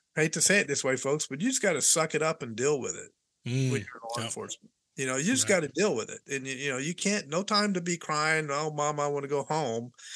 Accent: Hendersonville, Tennessee, United States; moved away as an adult; also born or lived in Nashville, Tennessee; I was born in Baptist Hospital in Nashville, Tennessee. Raised, yeah. raised. I my my first three years we were in we lived in Nashville, mm-hmm. and then uh, moved to Hendersonville, Tennessee

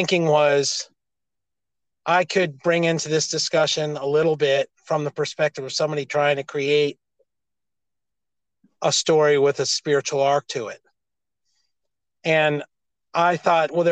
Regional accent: United States; I'm an American

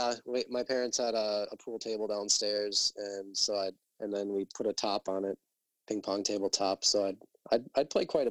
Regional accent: Mapleton, Minnesota, United States; we're from Mapleton, Minnesota, which is a town of, it used to be 1,678

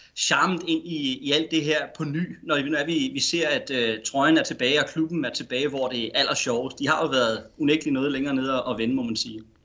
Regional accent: Denmark

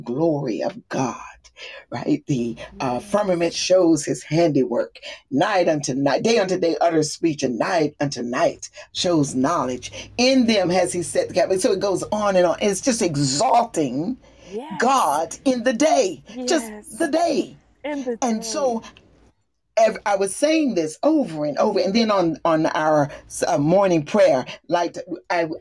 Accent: the South, United States; moved away; also born or lived in the north; I'm a Southerner

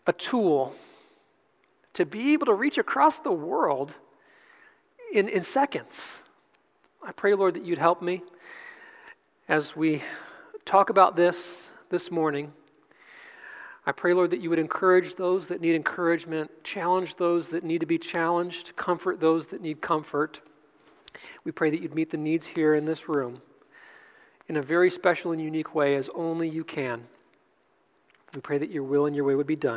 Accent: Cleveland, Ohio, United States; also born or lived in Pensacola, Florida; now in North Carolina, United States; I'm from Cleveland

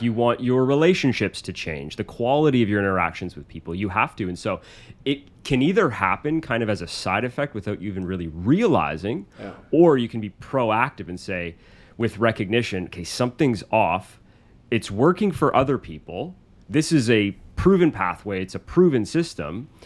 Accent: Canada; I'm from this country. I'm Canadian.

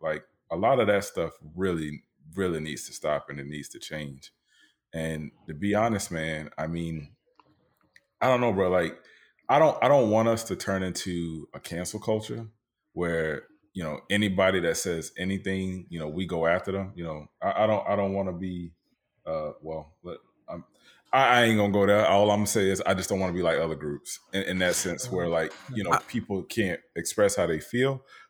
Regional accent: the South, United States; Yeah, like, I'm from the South, dog.

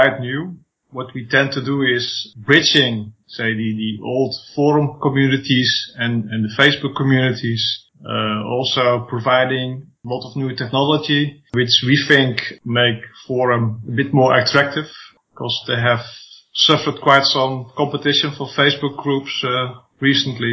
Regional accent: Netherlands; English is a second language; And I'm from Holland. I probably have a slight accent.

